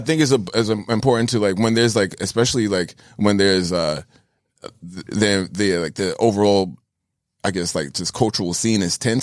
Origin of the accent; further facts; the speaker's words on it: New York City, New York, United States; I'm born and raised in New York